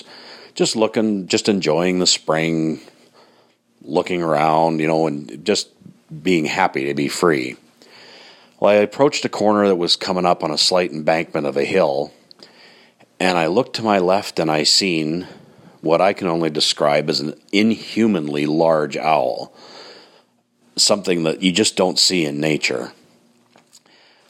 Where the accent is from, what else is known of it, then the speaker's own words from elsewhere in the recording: Grande Prairie, Alberta, Canada; where I grew up in Grand Prairie, Alberta.